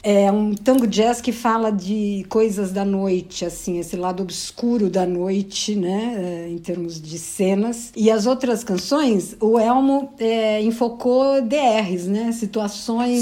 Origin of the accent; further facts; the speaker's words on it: São Paulo, Brazil; eu sou de São Paulo.